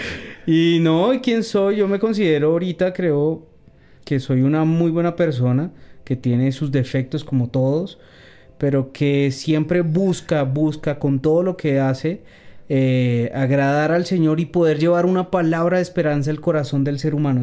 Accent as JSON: {"language": "Spanish", "region": "Bogotá", "country": "Colombia", "said": "pues yo soy bogotano, soy rolo, pero con la mitad de la sangre paisa. Mi mamá es eh, antioqueña"}